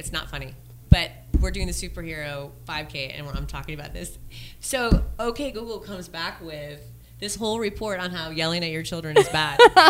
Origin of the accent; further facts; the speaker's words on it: Panama; also born or lived in Diablo, Panama; now in Dothan, United States; I was born and raised there.